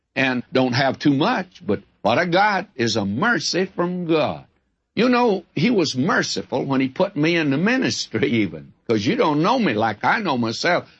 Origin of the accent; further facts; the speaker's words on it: the South, United States; I'm a Southerner